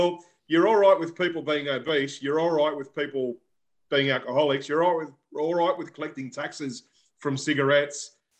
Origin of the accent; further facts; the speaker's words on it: Australia; I'm already an Australian.